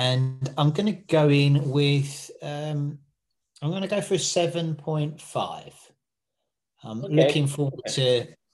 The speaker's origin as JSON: {"language": "English", "region": "England", "country": "United Kingdom", "said": "as an Englishman"}